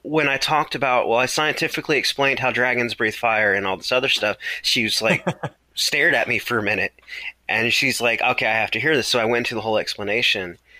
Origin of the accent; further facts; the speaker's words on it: Palatka, Florida, United States; I grew up in Florida in uh, near St. Augustine, small town called Palatka